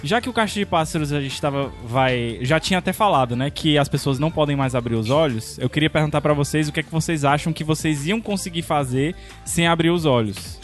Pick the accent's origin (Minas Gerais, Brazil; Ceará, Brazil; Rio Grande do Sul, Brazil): Ceará, Brazil; como um bom cearense